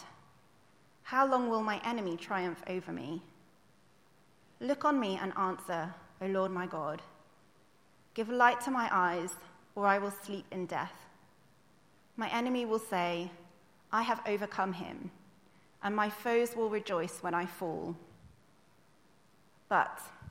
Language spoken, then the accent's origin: English; United Kingdom; we would complain as like British people